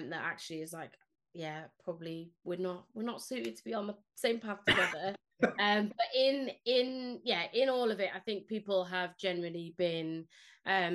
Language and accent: English; Cardiff, Wales, United Kingdom; first language Spanish; English is a second language; moved away as an adult; also born or lived in Spain / Leicester; now in Oldham, United Kingdom; I grew up in Cardiff